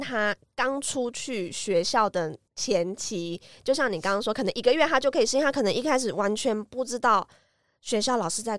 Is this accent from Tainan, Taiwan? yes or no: yes; Tainan, Taiwan; 台语蛮熟悉的，因为我是台南人。